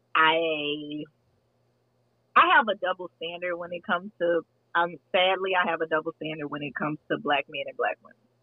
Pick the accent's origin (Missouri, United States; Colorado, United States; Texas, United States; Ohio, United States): Texas, United States; I'm from Texas, so we like Tex Mex Tex-Mex here